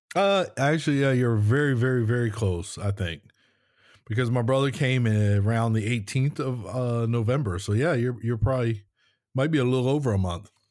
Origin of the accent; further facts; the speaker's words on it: United States; moved away; we're from the States